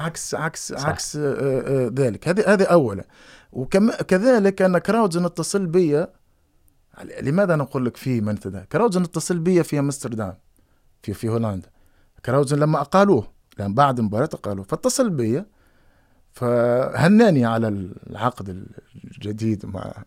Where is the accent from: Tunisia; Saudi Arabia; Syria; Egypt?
Tunisia; moved away as an adult; also born or lived in Netherlands; انا قد من تونس